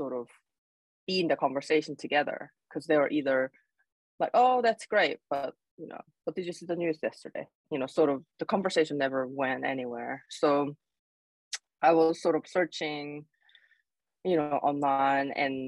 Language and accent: English; South Korea; English is a second language; moved away as an adult; now in Alaska, United States; So I was born and raised in Korea